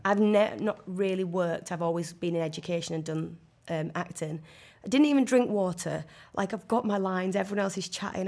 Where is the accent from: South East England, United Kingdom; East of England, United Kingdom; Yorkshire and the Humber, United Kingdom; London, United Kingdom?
Yorkshire and the Humber, United Kingdom; Leeds; accent: northern; I'm from Leeds and people do talk like